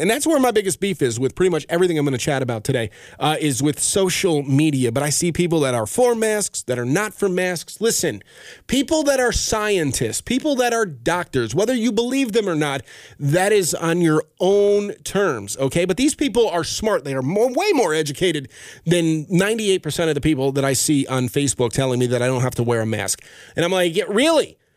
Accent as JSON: {"language": "English", "town": "Albany", "region": "New York", "country": "United States", "said": "I am from Albany, New York"}